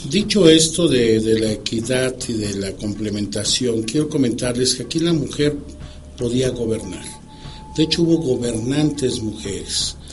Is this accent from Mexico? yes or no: yes; Mexico; nosotros como mexicanos